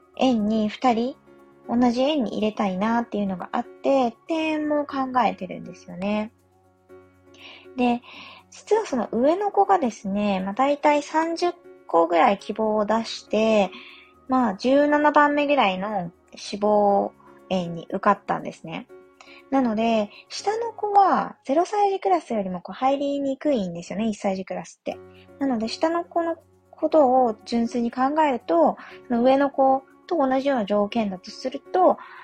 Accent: Yamagata, Japan; moved away; 私、地元が山形なんですけれども

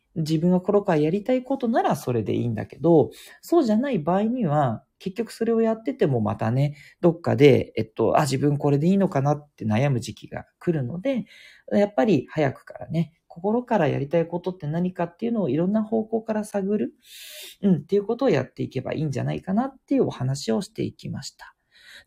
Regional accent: Tokyo, Japan; also born or lived in Kitakyushu; 東京で育ったんだけど、実は北九州で育ってる時もあったりとか

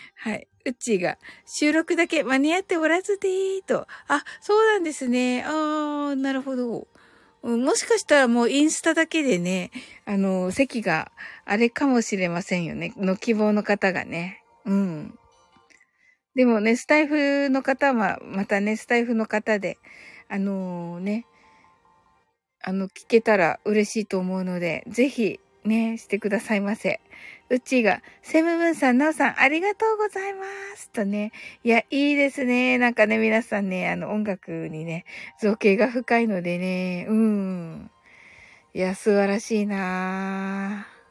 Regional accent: Kyushu, Japan; 私、九州人なんですけど

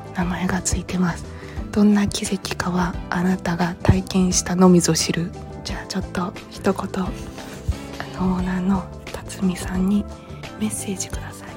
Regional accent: Awaji Island, Hyogo, Japan; moved away; 私あの淡路島生まれなんですけど

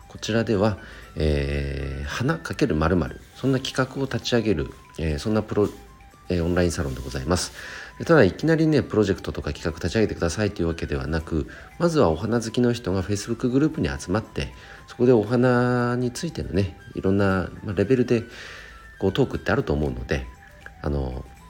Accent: Chikuma, Nagano, Japan; 僕の地元で言うと、なん、えーと、長野県千曲市というところで、あとは旧神山田町という

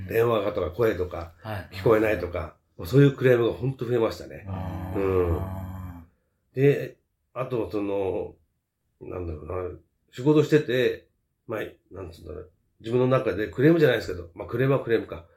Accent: Fuchu, Tokyo, Japan; also born or lived in Shinagawa, Tokyo; 府中は10歳の時に品川区から引っ越してきて、えー、36年目になります

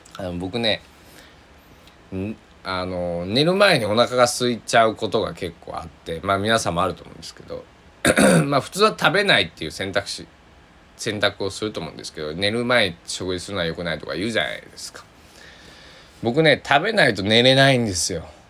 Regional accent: Susaki, Kochi, Japan; moved away; 高知県、僕の地元、須崎市

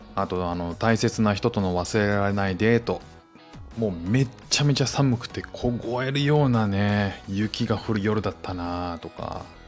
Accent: Japan; moved away as an adult; now in Singapore; 僕も日本に生まれ育って

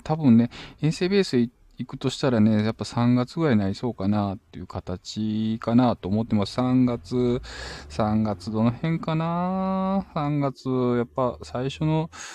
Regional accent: Shizuoka, Japan; 地元静岡

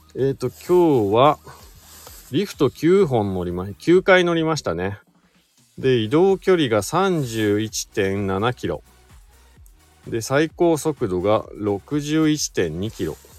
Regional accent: Shizuoka, Japan; now in Hakuba, Japan; 静岡県出身なんですけども、まあ、スノーボードがきっかけで白馬村に移住して

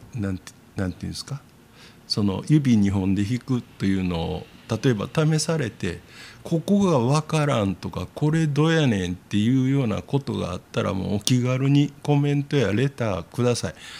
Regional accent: Osaka, Japan; 大阪人の私は右にこうポッと立つ

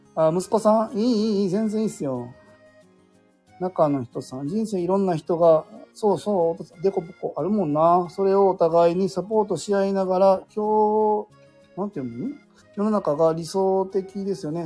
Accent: Wakayama, Japan; 関西、僕和歌山なんですよ

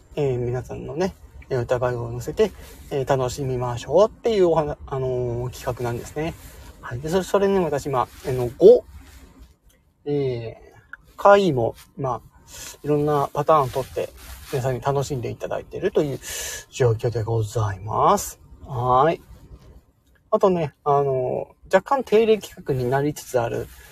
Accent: Hokkaido, Japan; 今私、北海道の人なんですけど

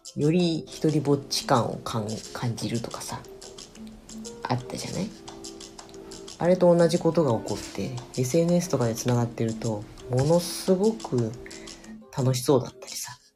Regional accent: Kushiro, Hokkaido, Japan; うちら釧路出身だけどさ。

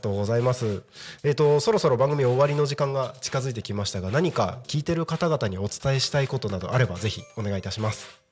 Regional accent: Takko, Aomori, Japan; now in Tako, Japan; 地元は青森県 の多古町っていうところ

